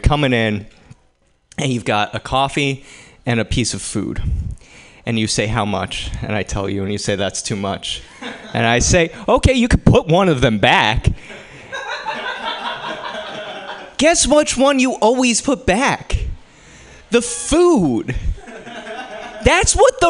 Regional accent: East Coast, United States; now in San Francisco, United States; I grew up on the East Coast

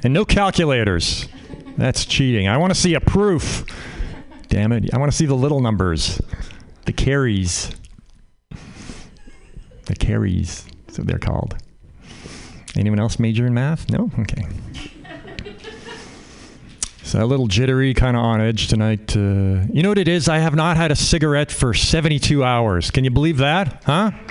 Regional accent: Canada; now in United States; I'm Canadian. I grew up in Canada

